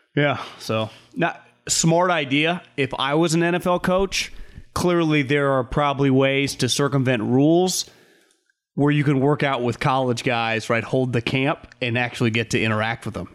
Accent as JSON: {"language": "English", "region": "California", "country": "United States"}